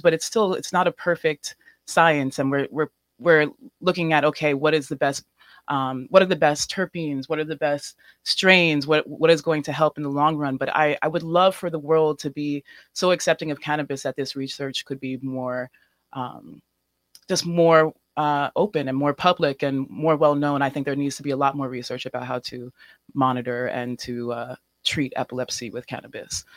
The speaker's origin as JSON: {"language": "English", "town": "New York City", "region": "New York", "country": "United States", "said": "I'm from New York City as well, and I am mixed race"}